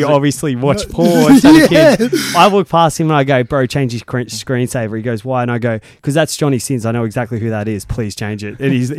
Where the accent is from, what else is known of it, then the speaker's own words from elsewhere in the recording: Brisbane, Queensland, Australia; I was born in Brisbane. I'm a Queenslander.